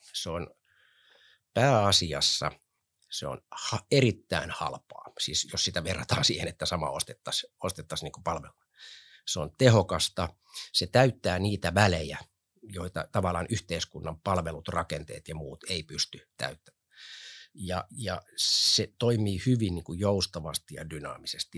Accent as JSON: {"language": "Finnish", "town": "Helsinki", "region": "Uusimaa", "country": "Finland", "tie": "born or raised there", "said": "Mä oon Kontulasta lähtöisin, viettänyt seitsemänkymmentä- ja kahdeksankymmentäluvut Kontulassa."}